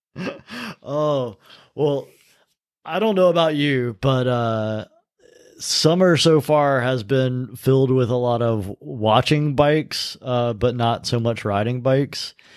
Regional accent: North Carolina, United States; North Carolina

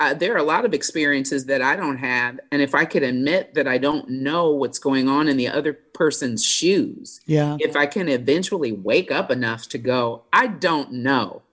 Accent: Indiana, United States; I'm from Indiana

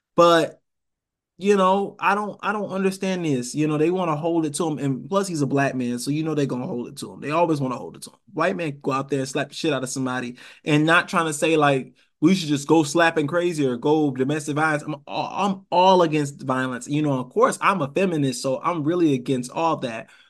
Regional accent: Rochester, New York, United States; also born or lived in Savannah, Georgia; now in Atlanta, United States; I'm from Rochester, New York

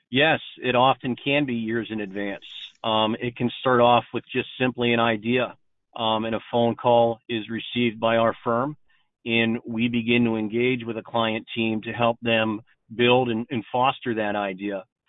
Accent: Pittsburgh, Pennsylvania, United States; moved away as an adult; now in North Carolina, United States; I'm actually born and raised in Pittsburgh, Pennsylvania

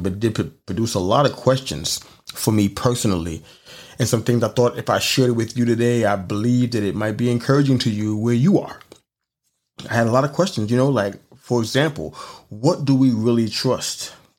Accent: New York City, New York, United States; moved away; growing up in New York City

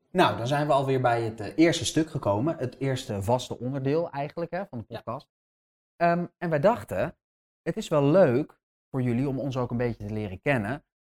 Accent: Amsterdam, North Holland, Netherlands; Ik ben gewoon in Amsterdam geboren

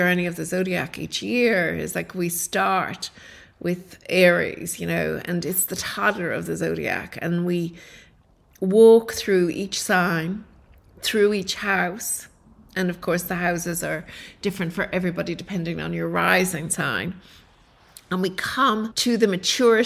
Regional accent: Ireland; now in Australia; I was brought up in Ireland

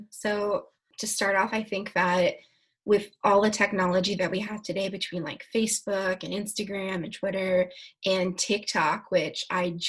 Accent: Joliet, Illinois, United States; born there; now in Florida, United States; I was born in Joliet, Illinois.

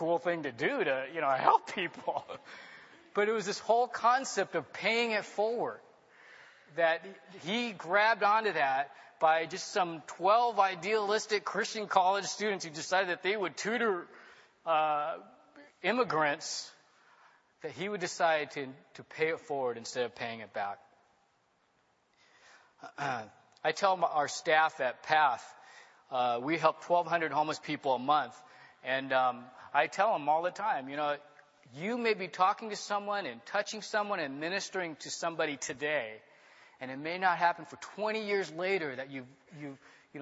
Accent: Long Beach, California, United States; also born or lived in Hong Kong; So I grew up in Long Beach in a very middle-class, normal family.

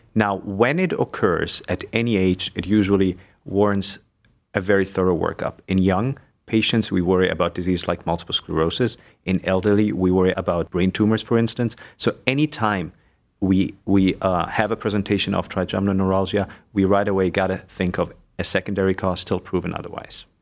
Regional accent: Egypt; moved away as an adult; also born or lived in Germany; now in Cleveland, United States; So, I was born and raised in Egypt. I lived there most of my life. Six years I lived actually in Germany as well.

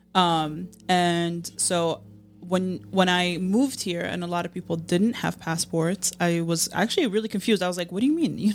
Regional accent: Jordan; moved away as an adult; also born or lived in United States; now in Chicago, United States; Born and raised in Jordan till I was eighteen and I moved to the States

